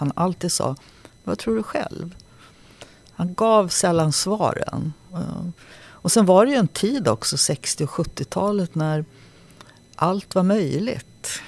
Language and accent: Swedish; Sollefteå, Västernorrland County, Sweden; born there; Så jag är född uppe i Sollefteå på en ungdomsvårdsskola som pappa jobbade i.